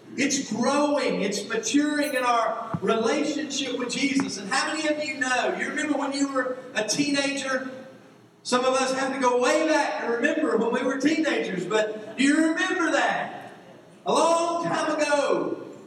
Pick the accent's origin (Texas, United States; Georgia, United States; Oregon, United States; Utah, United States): Georgia, United States; moved away; I grew up in Georgia